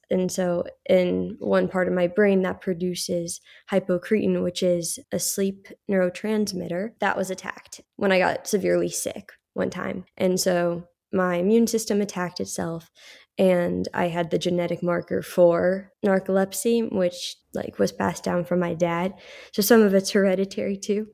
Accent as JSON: {"language": "English", "town": "Carlsbad", "region": "California", "country": "United States", "tie": "born or raised there", "also_born_or_lived": "Florence / Rome", "said": "born and raised in Carlsbad, California"}